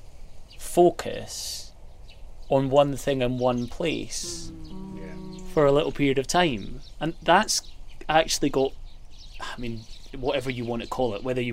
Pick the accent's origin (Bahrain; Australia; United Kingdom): United Kingdom; Fife, Scotland; when I was a kid, mm-hmm. growing up in Fife